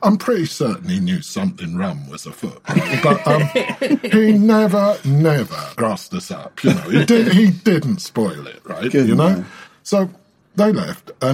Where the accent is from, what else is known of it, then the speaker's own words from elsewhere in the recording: London, United Kingdom; I was from London